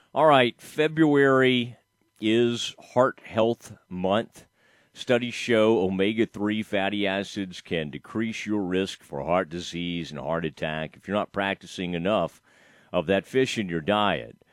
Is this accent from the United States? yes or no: yes; Kaufman, Texas, United States; when I was growing up in Kauffman